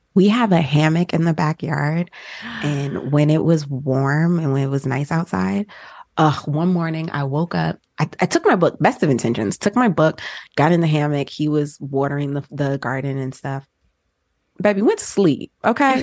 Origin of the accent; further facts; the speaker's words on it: New Jersey, United States; moved away; also born or lived in Georgia; born and raised in Jersey, and then my family moved to Georgia